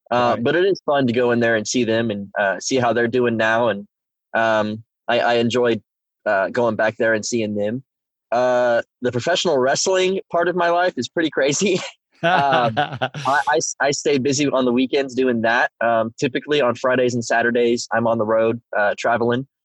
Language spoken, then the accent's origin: English; Whittier, Alaska, United States; born there; I was I was born in Alaska. Uh, I lived in uh, Whittier, Alaska, which actually is a really fascinating town